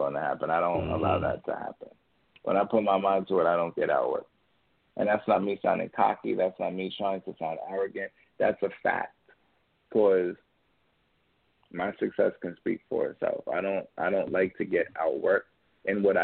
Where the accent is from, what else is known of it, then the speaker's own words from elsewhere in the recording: Yonkers, New York, United States; also born or lived in Orangeburg, South Carolina; I'm 25 years old, and I was born and raised in Yonkers, New York.